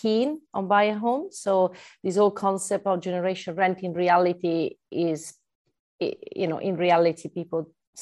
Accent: Italy; accent: Italian; English is a second language; now in United Kingdom; I'm Italian, so I'm not from UK, right, by my accent.

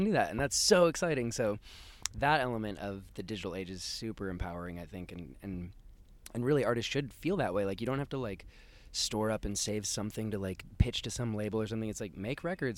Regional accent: Seattle, Washington, United States; growing up in Seattle

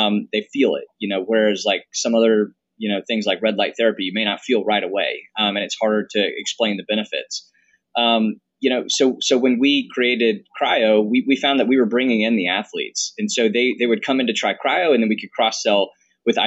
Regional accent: the South, United States; also born or lived in Boston, Massachusetts; now in Birmingham, United States; we're both from the South

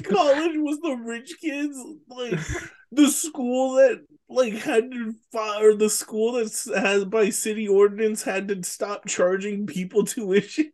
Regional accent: Richmond, California, United States; you and I grew up in Richmond in the nineties

